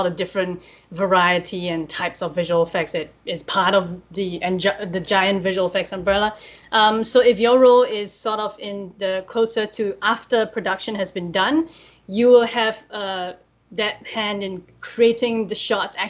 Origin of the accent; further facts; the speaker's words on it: Singapore; moved away; I'm originally from Singapore